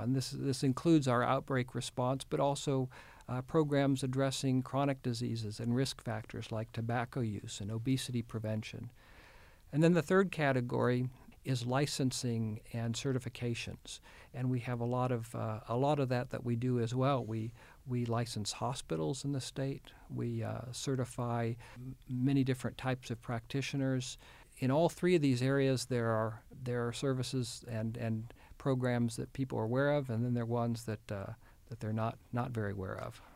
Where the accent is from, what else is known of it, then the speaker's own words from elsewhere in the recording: Houston, Texas, United States; moved away as an adult; also born or lived in Kenya; now in Arkansas, United States; my wife and I grew up in the Houston area